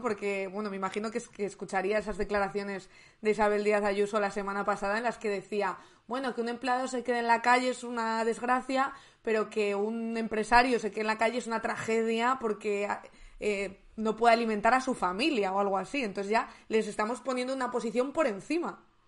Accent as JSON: {"language": "Spanish", "town": "León", "region": "Castile and León", "country": "Spain", "said": "yo soy de León"}